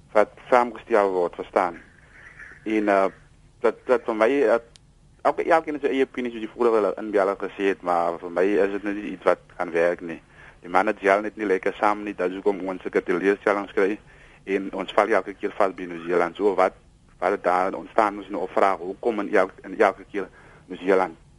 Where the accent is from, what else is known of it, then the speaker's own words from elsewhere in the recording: South Africa; also born or lived in Piketberg; ek is 'n trots Suid-Afrikaner